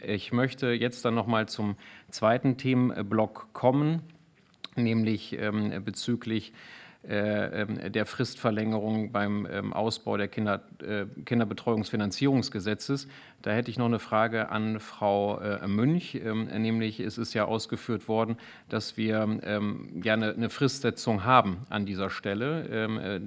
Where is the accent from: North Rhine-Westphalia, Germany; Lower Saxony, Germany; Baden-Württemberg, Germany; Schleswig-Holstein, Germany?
Lower Saxony, Germany; Bad Iburg; im Rat meiner Heimatstadt Bad Iburg